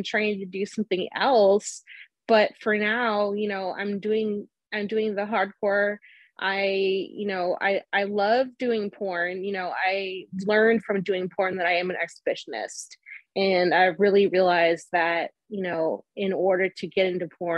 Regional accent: Denver, Colorado, United States; also born or lived in Los Angeles; now in Las Vegas, United States; I'm from Denver originally

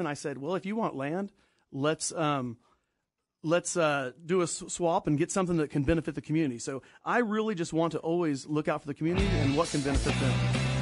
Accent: Danville, Kansas, United States; I'm from Danville, Kansas, a little Catholic church there, and always went to church

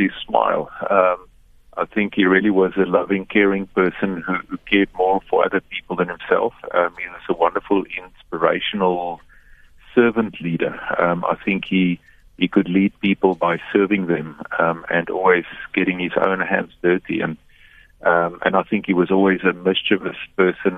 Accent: South Africa; also born or lived in Cape Town; as South Africans

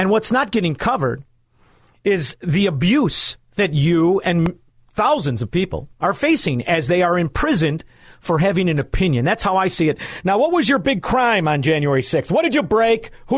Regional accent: Chicago, Illinois, United States; like I'm from Chicago

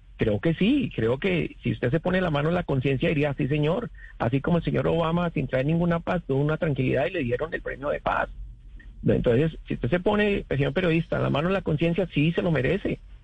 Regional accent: Colombia; now in Florida, United States; nuestro país de origen

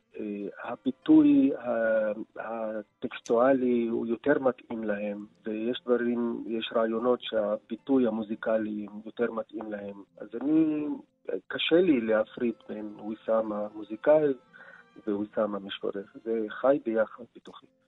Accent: Nazareth, Northern District, Israel; Hebrew is a second language; moved away as an adult; also born or lived in former Soviet Union / Berlin; אני יליד נצרת, בית ליברלי, רב תרבותי

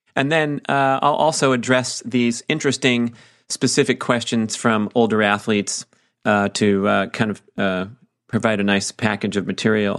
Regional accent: Auburn, California, United States; my hometown where I trained for triathlons for many years

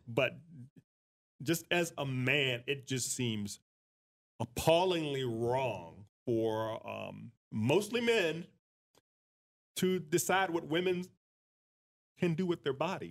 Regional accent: United States; we are Americans

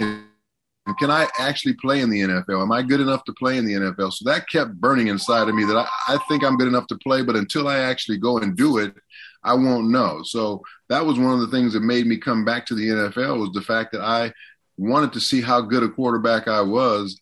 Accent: Southern California, United States; moved away as an adult; also born or lived in Washington; I'm from Southern California.

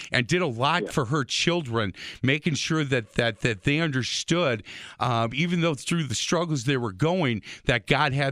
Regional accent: Milwaukee, Wisconsin, United States; an Irish boy from Milwaukee.

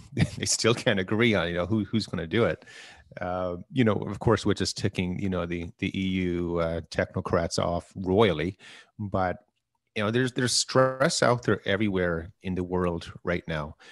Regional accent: Canada; we're Canadian

